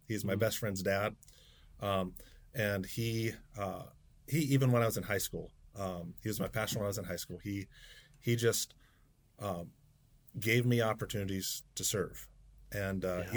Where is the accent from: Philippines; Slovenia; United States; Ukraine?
United States; Waynesboro, Pennsylvania; now in Camden, United States; I was born in South Central Pennsylvania. Um, grew up at Blue Rock United Brethren Church in Waynesboro, PA.